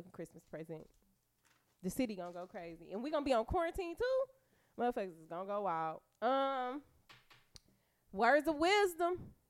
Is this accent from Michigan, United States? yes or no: yes; Detroit, Michigan, United States; feel like because I'm from Detroit, I'm supposed to go with … because … is kind of basically from here.